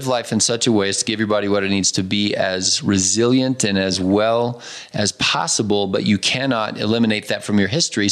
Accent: United States; all of us growing up in America, I too grew up on Cheerios and Fruit Loops

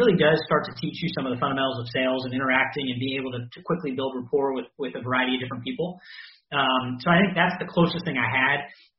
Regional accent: Bay Area, California, United States; also born or lived in Los Angeles; So I grew up in the Bay Area, like you said. So I've lived in the Bay Area my entire life except for UCLA.

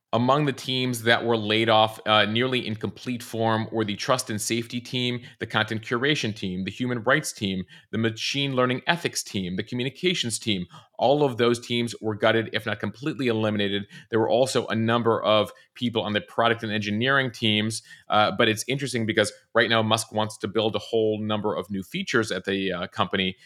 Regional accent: Chicago, Illinois, United States; my hometown team, the Chicago Cubs

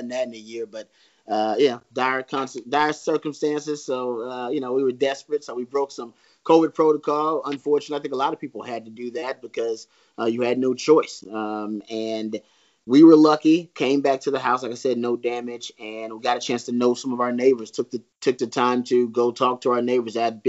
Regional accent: Texas, United States; I'm a Texan and I chose Austin as a home for a reason

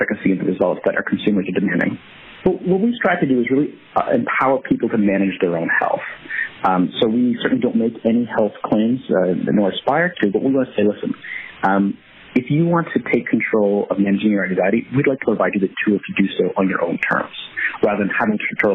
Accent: Canada; now in United States; being a Canadian down here

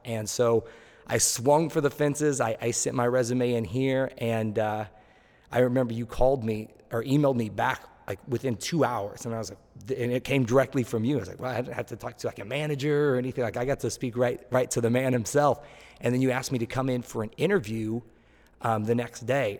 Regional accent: Tulsa, Oklahoma, United States; now in Miami Beach, United States; I am from Tulsa, Oklahoma

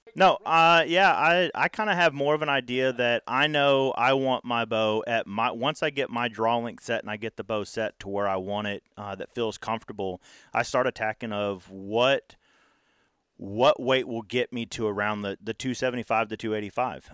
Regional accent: Texas, United States; growing up in Texas

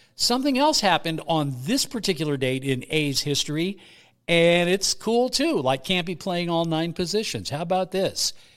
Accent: Bay Area, California, United States; I grew up in the Bay Area

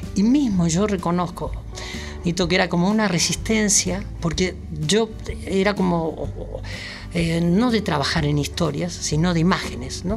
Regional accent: Mercedes, Argentina; yo nací en Mercedes, no voy a discutir, soy, soy mercedino

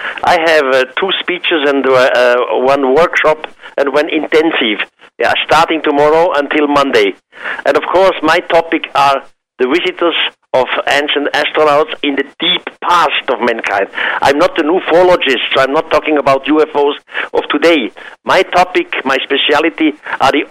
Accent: Switzerland; I'm from Switzerland

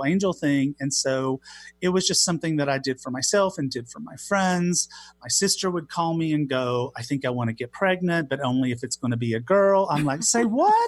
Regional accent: Knoxville, the South, United States; accent: Southern; I grew up gay in the Southeast and in the Christian church

